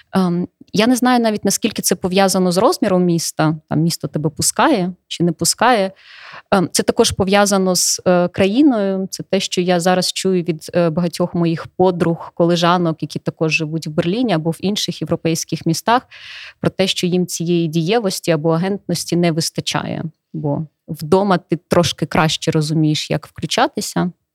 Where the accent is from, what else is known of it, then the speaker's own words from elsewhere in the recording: Donetsk Oblast, Ukraine; moved away as an adult; now in Ivano-Frankivsk, Ukraine; я з Донецької області